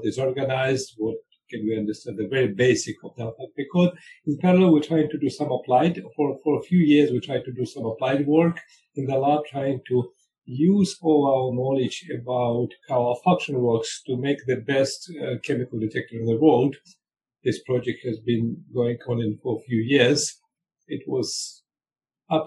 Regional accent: Russia; moved away as an adult; also born or lived in Israel; I grew up in Russia.

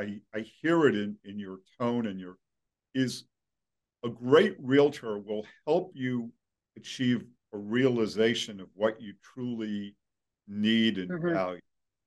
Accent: Brooklyn, New York, United States; I grew up in Brooklyn, so I know

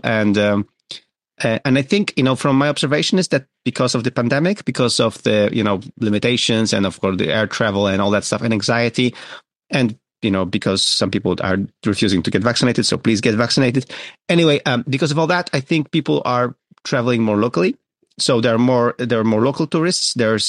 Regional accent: Gdynia, Pomeranian Voivodeship, Poland; moved away; Today I'm recording from my hometown of Gdynia, and today I'm recording also from my backyard here.

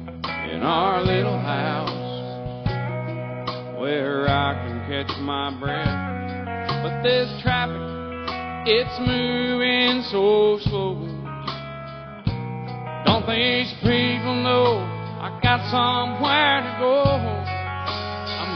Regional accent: New Mexico, United States; moved away as an adult; also born or lived in Tennessee; now in Nashville, United States; I'm from Tennessee, but I lived in New Mexico for most of my life. And I moved back to Nashville

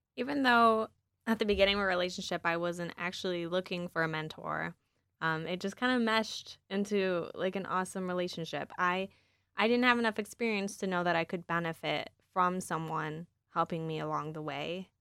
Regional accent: East Lansing, Michigan, United States; I grew up in East Lansing

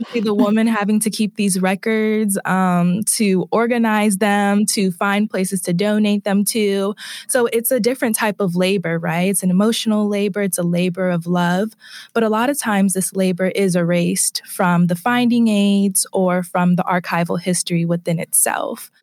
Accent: Bay Area, California, United States; moved away; I am originally from the Bay Area, California

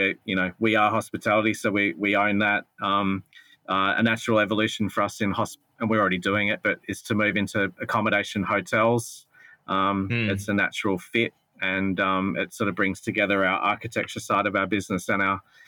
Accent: Adelaide, South Australia, Australia; now in Melbourne, Australia; both Justin and I are not born and raised in Melbourne, so we didn't have family business connections or family money or those sorts of things to give us a leg up. I came from Adelaide

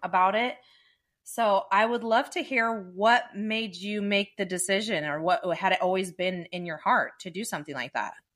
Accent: Dublin, California, United States; I grew up in Dublin

